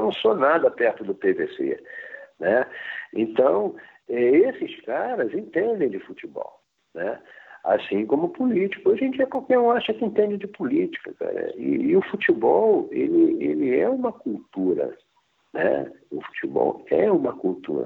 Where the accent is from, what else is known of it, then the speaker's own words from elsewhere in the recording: Rio de Janeiro, Brazil; moved away as an adult; eu sou do Rio